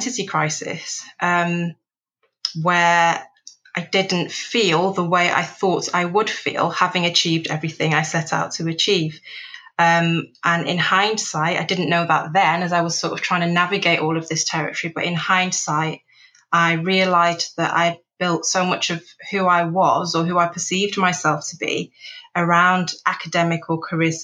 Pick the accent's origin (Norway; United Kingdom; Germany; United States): United Kingdom; Manchester, North West England; also born or lived in Nigeria; moving from urban Nigeria to inner city Manchester